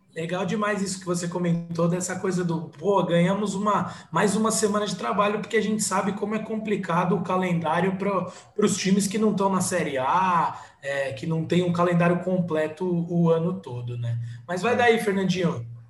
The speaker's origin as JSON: {"language": "Portuguese", "town": "Santo André", "region": "São Paulo", "country": "Brazil", "said": "aqui para a minha cidade, para o glorioso Ramalhão"}